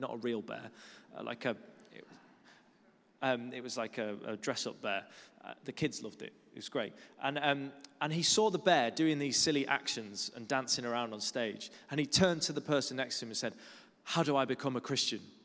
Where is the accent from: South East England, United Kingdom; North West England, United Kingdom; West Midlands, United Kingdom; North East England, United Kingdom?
North West England, United Kingdom; Lake District; moved away as an adult; also born or lived in Kuala Lumpur, Malaysia; now in London, United Kingdom; I grew up in the Lake District, which is a beautiful part of the world